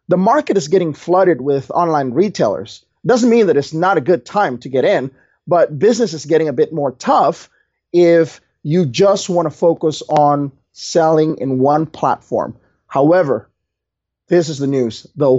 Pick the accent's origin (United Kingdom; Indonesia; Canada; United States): Indonesia; I came from Indonesia, JLD, and in Indonesia, you got to work hard to earn your money, right?